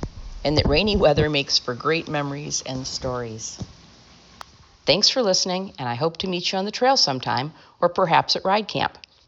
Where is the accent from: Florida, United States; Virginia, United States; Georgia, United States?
Florida, United States; Did I mention I was from Florida?